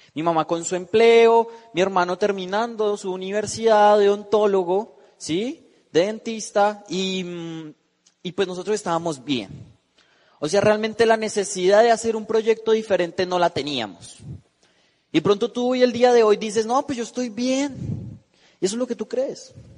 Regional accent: Bogotá, Colombia; moved away; yo vengo de la ciudad de Bogotá, tengo 19 años

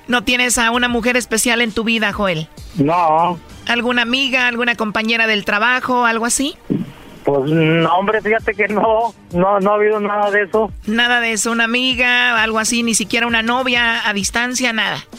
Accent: El Salvador; accent: centroamericano; moved away; Soy salvadoreña.

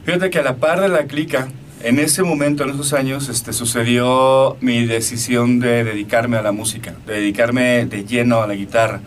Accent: Aguascalientes, Mexico; Yo soy de Aguascalientes

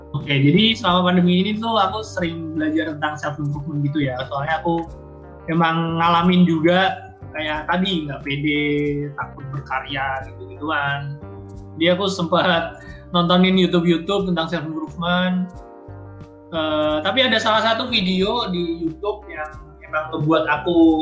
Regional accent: East Java, Indonesia; moved away as an adult; now in Bandung, Indonesia; aku dari Jawa Timur

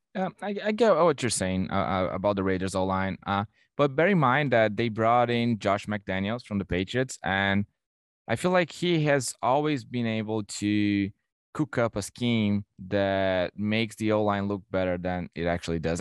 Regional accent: Brazil; now in Toronto, Canada; I'm from Brazil

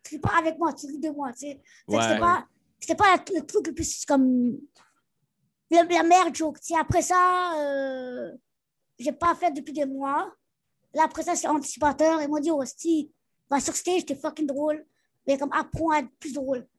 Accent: Montreal, Quebec, Canada; Elle me dit, oh, tu viens d'où, toi Là, je suis comme, Montréal, même.

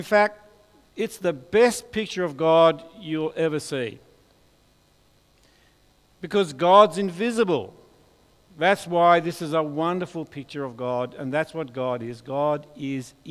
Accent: Hobart, Tasmania, Australia; I'm from Hobart

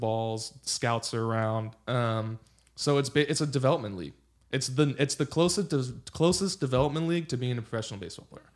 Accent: Los Angeles, California, United States; also born or lived in Pasadena / Santa Barbara / Virginia; I grew up in Los Angeles.

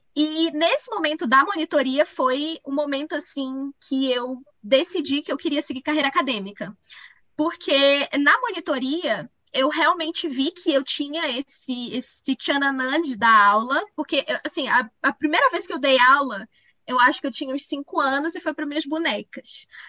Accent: Pará, Brazil; moved away as an adult; also born or lived in Belém; now in Minas Gerais, Brazil; eu sou paraense, eu acho que isso é uma, é, uma definição minha mesmo. Assim. Eu tenho muito orgulho de ser do Pará

